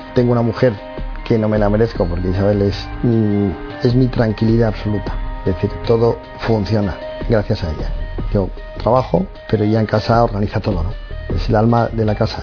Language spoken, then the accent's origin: Spanish; Madrid, Community of Madrid, Spain; yo tengo 45 años, soy de Madrid, soy el pequeño de seis hermanos